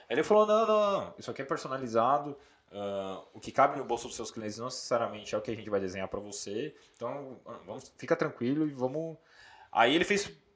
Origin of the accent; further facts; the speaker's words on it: São Paulo, Brazil; sou natural de São Paulo, capital, Zona Norte